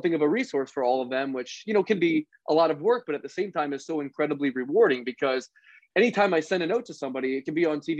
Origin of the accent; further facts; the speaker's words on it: Philadelphia, Pennsylvania, United States; I grew up in Philadelphia